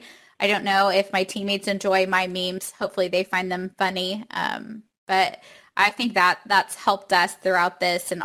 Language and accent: English; Oklahoma, United States; I'm from Oklahoma